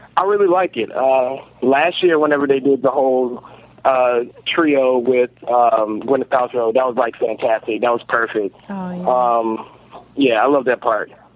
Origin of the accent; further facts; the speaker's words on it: North Carolina, United States; now in Washington, D.C., United States; I am from North Carolina and I live in Washington, D.C.